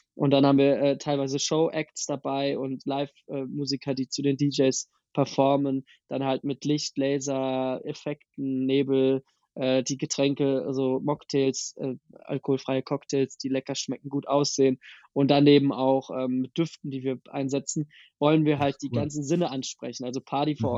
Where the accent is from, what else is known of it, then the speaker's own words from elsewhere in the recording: near Wiesbaden, Hesse, Germany; now in Berlin, Germany; aus der Nähe von Wiesbaden